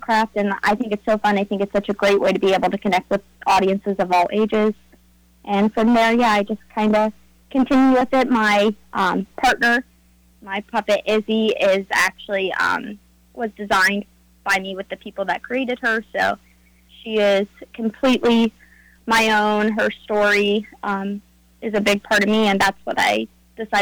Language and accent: English; Nelsonville, Ohio, United States; I've been born and raised in Nelsonville, Ohio